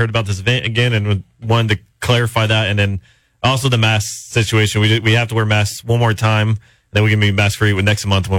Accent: Central Coast, California, United States; not only was I born in America, but I was born on the Central Coast.

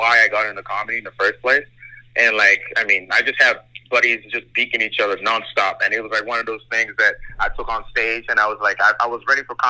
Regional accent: Fort McMurray, Alberta, Canada; also born or lived in Nigeria; I'm from Fort Mac, man. I grew up in Timberley.

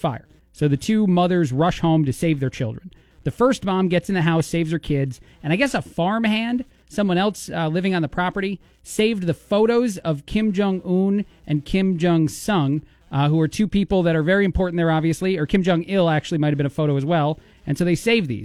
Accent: United States; I'm an American.

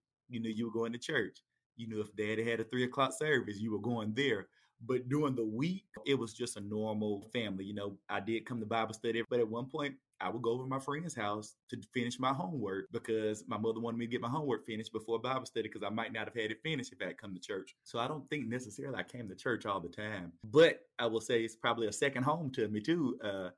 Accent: Mobile, Alabama, United States; born or raised there

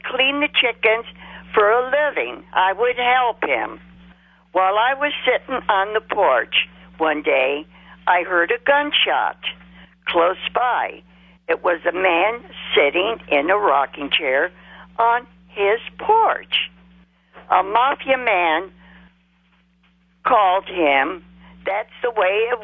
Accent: North Howard Street, Akron, Ohio, United States; I was 8 years old, living at 273 North Howard Street

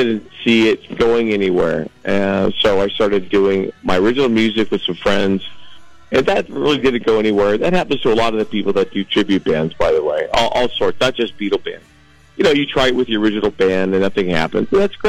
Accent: Los Angeles, California, United States; Right here in Los Angeles, born and raised

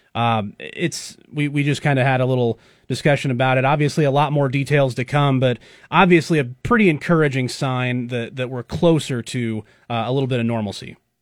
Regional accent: Bellevue, Nebraska, United States; I grew up in Bellevue

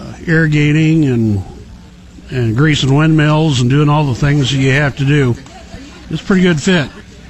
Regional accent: Palmer, Nebraska, United States; Well, I grew up in Palmer, Nebraska, and with an agricultural background, we worked 7 days a week raising cattle and, you know, farming, putting up hay and irrigating

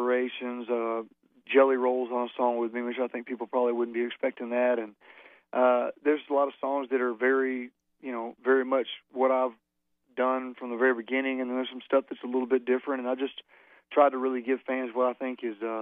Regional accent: Alabama, United States; growing up in Alabama

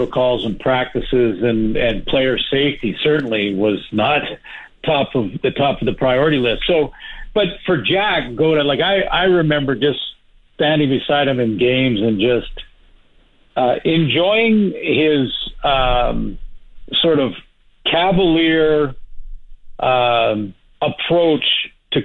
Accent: Canada; I'm Canadian

